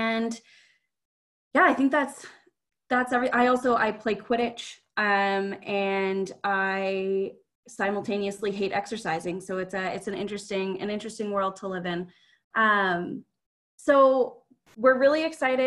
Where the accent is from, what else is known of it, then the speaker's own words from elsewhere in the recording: Ottawa, Ontario, Canada; also born or lived in Newmarket, Ontario; now in Alberta, Canada; I was born in Newmarket, Ontario, which is just north of Toronto. But I grew up in Ottawa, Ontario